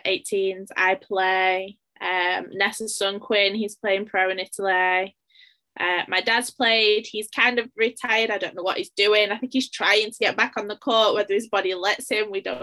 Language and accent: English; Sheffield, Yorkshire and the Humber, United Kingdom; I'm from Sheffield. We've never moved from here.